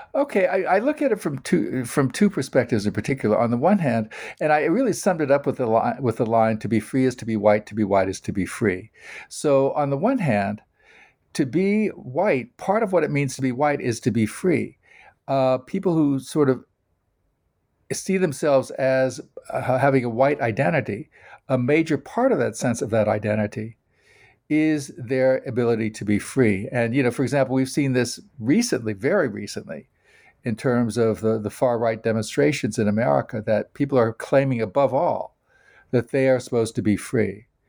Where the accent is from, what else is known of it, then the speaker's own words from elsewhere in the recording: United States; I am an American